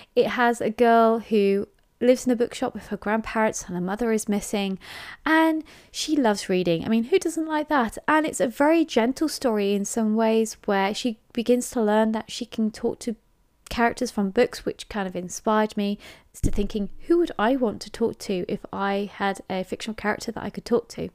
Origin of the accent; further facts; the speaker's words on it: England, United Kingdom; I am English